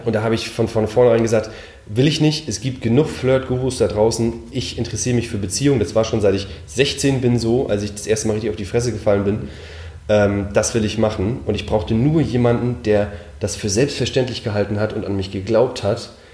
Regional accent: Mecklenburg-Vorpommern, Germany; moved away; ich bin in Mecklenburg aufgewachsen

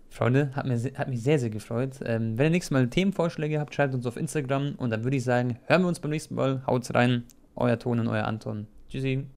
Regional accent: Germany; also born or lived in Croatia; ich bin ja auch Deutscher und Kroat, beides

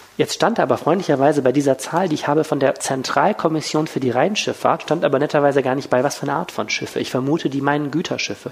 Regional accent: Wuppertal, North Rhine-Westphalia, Germany; nicht gebürtiger Düsseldorfer, sondern Wuppertaler

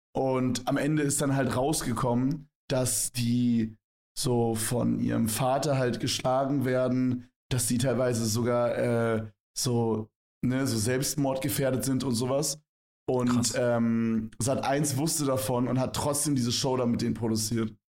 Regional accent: Berlin, Germany; moved away; bei uns in Berlin

